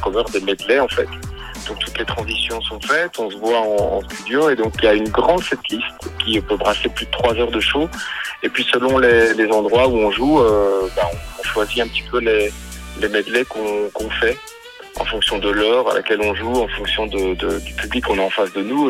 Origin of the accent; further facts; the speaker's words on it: Belgium; chez nous en Belgique